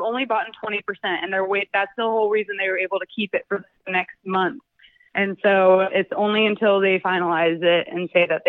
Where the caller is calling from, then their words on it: Sacramento, California, United States; Like Sacramento area.